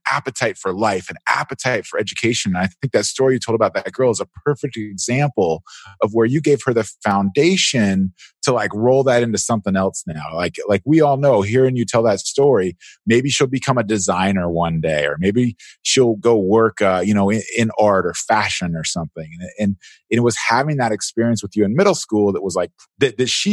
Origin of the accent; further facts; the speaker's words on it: San Diego, California, United States; I grew up in San Diego